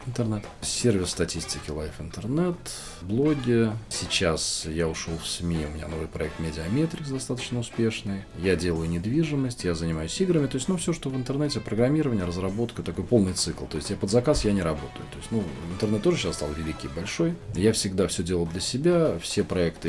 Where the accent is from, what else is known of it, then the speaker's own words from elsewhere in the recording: Moscow, Russia; also born or lived in Kamchatka; Родился в Москве, учился в Москве